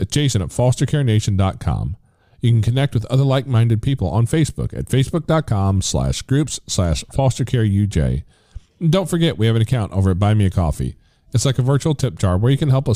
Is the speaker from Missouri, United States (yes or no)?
yes; Missouri, United States; born or raised there; also born or lived in Tennessee